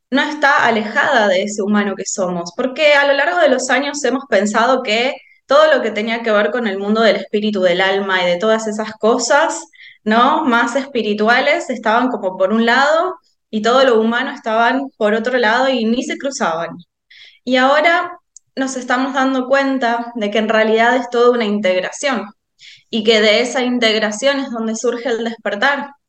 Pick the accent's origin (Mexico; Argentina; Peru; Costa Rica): Argentina; Como verán, soy argentina.